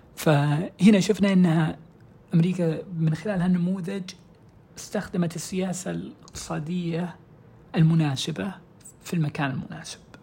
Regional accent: Saudi Arabia; عندنا في السعودية

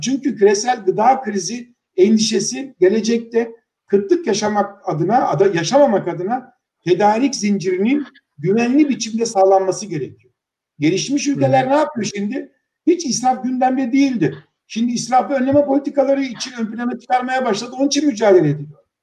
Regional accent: İnebolu, Kastamonu, Turkey; moved away as an adult; also born or lived in Samsun / Istanbul; liseyi, ilkokul, ortaokul ve liseyi orada bitirdikten sonra

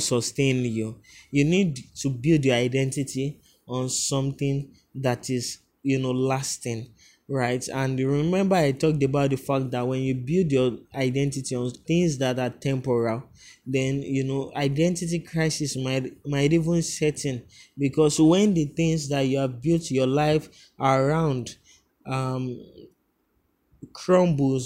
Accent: Lagos, Nigeria; I grew up, you know, in a place called Bariga, where everyone has an opinion of you

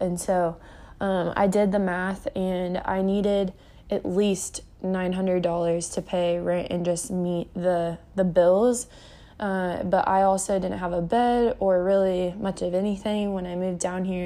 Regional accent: Kansas City, Missouri, United States; also born or lived in Springfield, Missouri; I grew up in Kansas City, Missouri for nineteen years

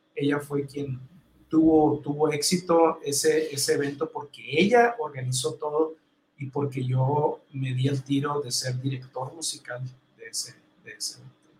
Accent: Mexico; soy el único, mexicano en Imeches

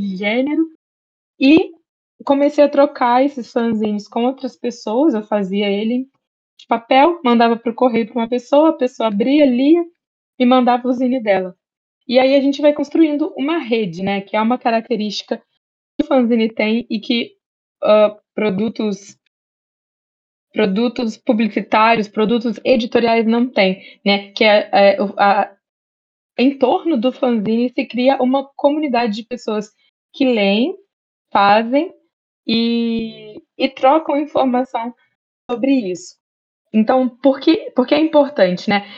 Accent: Barra Mansa, Rio de Janeiro, Brazil; eu sou do interior de Barra Mansa

